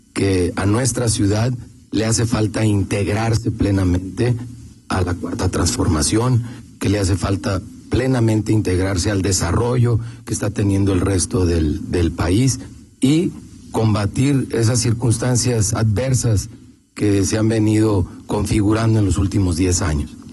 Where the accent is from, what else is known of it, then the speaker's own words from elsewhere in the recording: León, Guanajuato, Mexico; como leonés